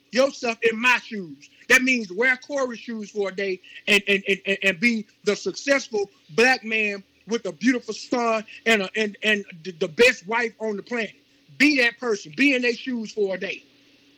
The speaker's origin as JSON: {"language": "English", "town": "Jackson", "region": "Mississippi", "country": "United States", "tie": "born or raised there", "also_born_or_lived": "Queens, New York", "said": "I was raised right there in Jackson, Mississippi"}